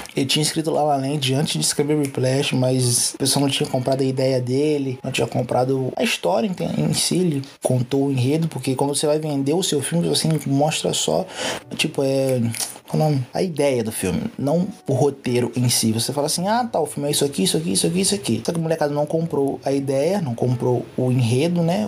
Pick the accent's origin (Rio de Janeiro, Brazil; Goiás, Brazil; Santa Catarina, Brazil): Rio de Janeiro, Brazil; Puxando X aqui, puxando S, porque eu sou carioca